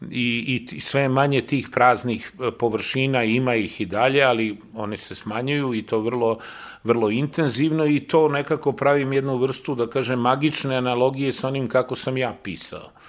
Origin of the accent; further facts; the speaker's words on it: Belgrade, Serbia; Ja sam zaista kao dete došao na Novi Beograd, dečačić, sa 7-8 godina došao na Novi Beograd, a Novi Beograd je tad bilo jedna beskrajno prazna pusta, površna